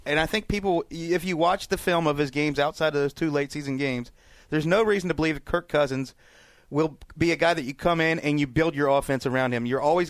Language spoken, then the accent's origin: English; United States; as an American.